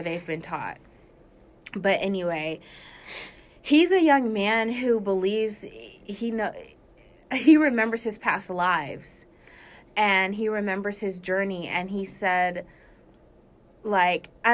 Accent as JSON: {"language": "English", "town": "Anchorage", "region": "Alaska", "country": "United States", "tie": "born or raised there", "also_born_or_lived": "California", "moved": "yes", "said": "Anchorage, Alaska is where I was raised."}